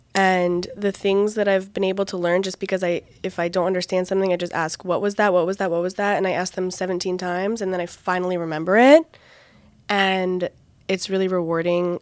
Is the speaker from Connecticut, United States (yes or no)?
yes; Connecticut, United States; first language English; moved away as an adult; also born or lived in Virginia; now in Bat Yam, Israel; I'm from Connecticut in the United States of America